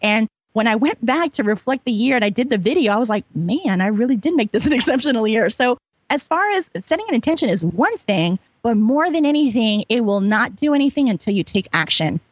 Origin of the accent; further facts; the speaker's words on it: New York, United States; I'm from New York